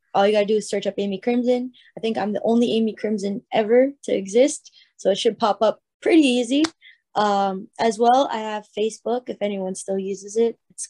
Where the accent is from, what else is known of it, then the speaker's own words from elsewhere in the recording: Canada; I'm Canadian.